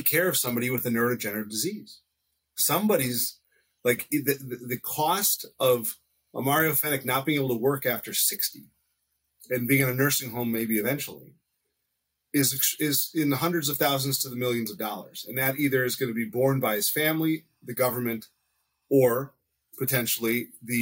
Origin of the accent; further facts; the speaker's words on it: United States; as an American